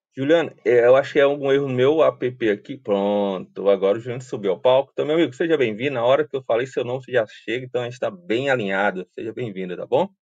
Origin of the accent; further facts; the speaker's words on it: Fortaleza, Ceará, Brazil; sou fortalezense, né, nascido, criado e vivido aqui no Ceará